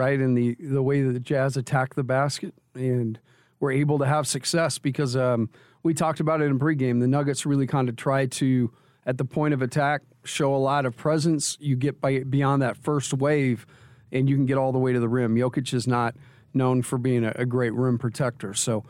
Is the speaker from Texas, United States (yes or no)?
yes; Texas, United States; I grew up in Texas, played high school basketball for, you know, a decent coach